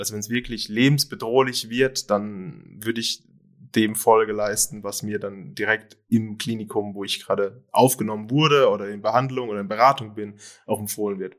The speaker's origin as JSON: {"language": "German", "country": "Germany", "said": "bei uns in Deutschland"}